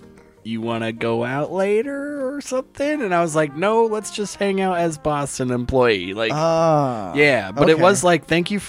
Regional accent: Placentia, California, United States; I grew up in Placentia.

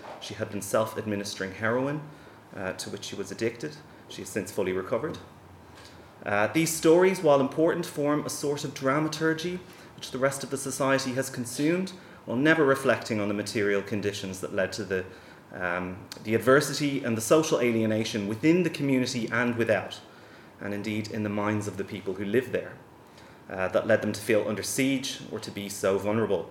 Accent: Dublin, Leinster, Ireland; moved away; as a child growing up in Ballymun

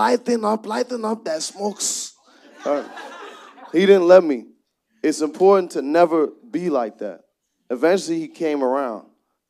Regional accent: Boston, Massachusetts, United States; moved away; also born or lived in East Flatbush, Brooklyn, New York / Nigeria; I grew up with Haitians. I grew up in Mattapan here. I grew up, then I moved to East Flatbush, Brooklyn, New York.

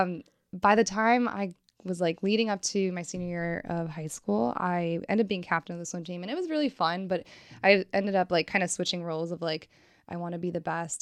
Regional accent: Richfield, Ohio, United States; also born or lived in Cincinnati, Ohio; I am originally from, like, Cleveland, Akron area.

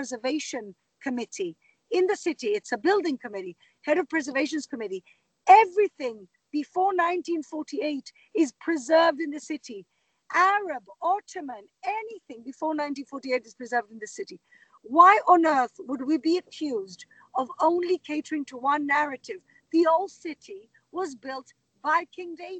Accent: Gibraltar; now in Jerusalem, Israel; I grew up in Gibraltar

